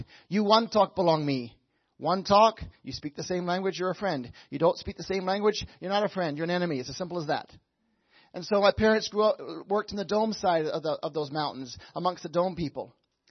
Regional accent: Papua New Guinea; I grew up in Papua New Guinea, like I said, a land above Australia, below Indonesia, a beautiful land. We lived in the mountains. My parents went there in 1974.

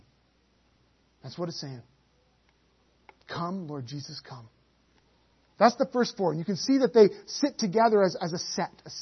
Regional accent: United Kingdom; I say that as a Brit

